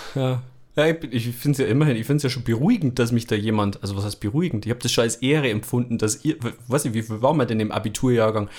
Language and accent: German; Bavaria, Germany; bei uns in Bayern